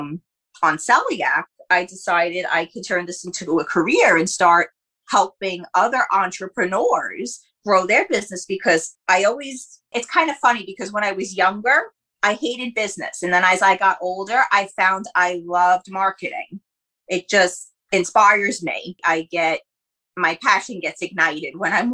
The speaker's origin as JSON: {"language": "English", "area": "Jersey Shore", "region": "New Jersey", "country": "United States", "tie": "born or raised there", "said": "I'm actually a Jersey Shore girl"}